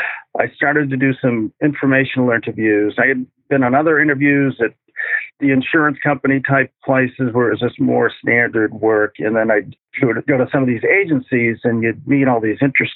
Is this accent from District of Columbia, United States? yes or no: no; Randolph, Massachusetts, United States; My first job was at a kosher deli catering restaurant in my hometown in Randolph, Mass., which is a south shore of Boston.